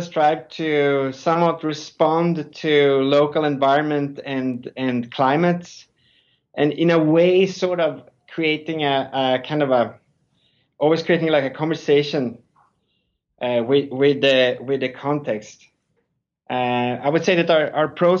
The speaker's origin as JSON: {"language": "English", "country": "Sweden", "also_born_or_lived": "Stockholm", "moved": "as an adult", "lives_now": "New York, United States", "said": "I'm originally from Sweden."}